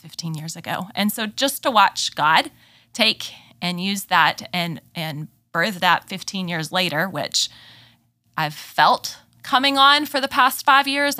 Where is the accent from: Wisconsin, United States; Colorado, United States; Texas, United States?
Texas, United States; accent: southern drawl; moved away as an adult; also born or lived in Memphis, Tennessee; I am originally from Texas, grew up there